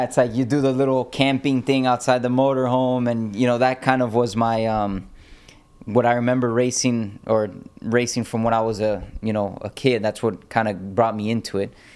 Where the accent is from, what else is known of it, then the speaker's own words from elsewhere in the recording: Miami, Florida, United States; I was born in Miami and raised there.